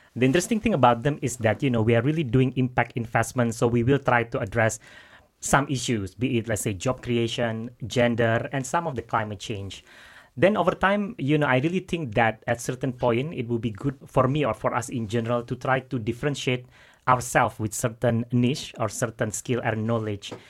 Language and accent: English; Jakarta, Indonesia; moved away as an adult; now in London, United Kingdom; I'm from Jakarta